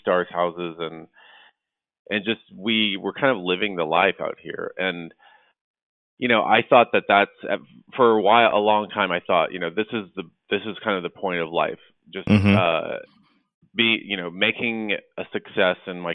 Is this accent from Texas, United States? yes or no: yes; Dallas, Texas, United States; now in Los Angeles, United States; I grew up in Dallas, Texas